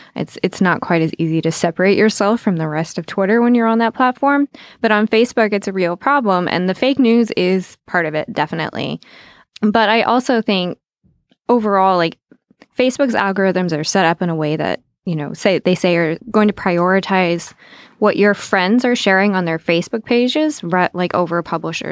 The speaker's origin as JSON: {"language": "English", "region": "Southwest Virginia", "country": "United States", "tie": "born or raised there", "said": "I grew up in Southwest Virginia."}